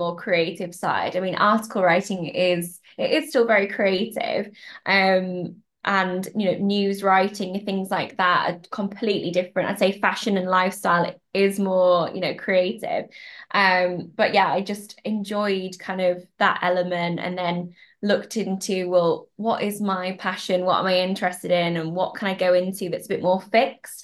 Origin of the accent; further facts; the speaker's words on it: Yorkshire and the Humber, United Kingdom; I was born and bred in Yorkshire